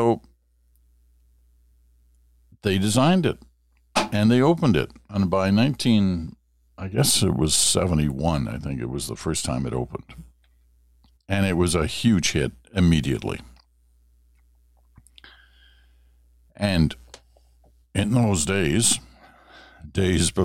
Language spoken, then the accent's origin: English; Ottawa, Ontario, Canada; When I was growing up in Ottawa in the 1960s, the 50s and the 60s